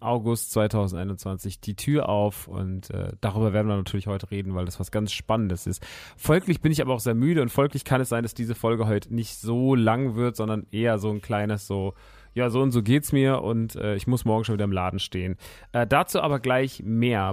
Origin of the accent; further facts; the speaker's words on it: Rodgau, Hesse, Germany; moved away; in äh, Rottgau-Jügesheim, meiner alten Heimat